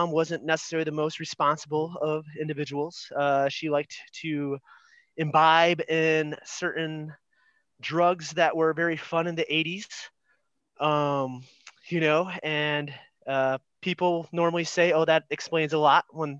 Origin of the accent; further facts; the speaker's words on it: Grand Rapids, Michigan, United States; moved away; grew up Grand Rapids, Michigan, you know, America's high five